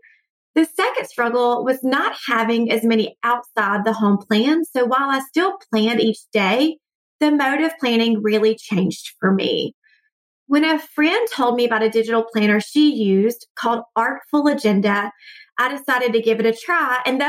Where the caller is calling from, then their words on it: Atlanta, Georgia, United States; from Atlanta, and I love your podcast.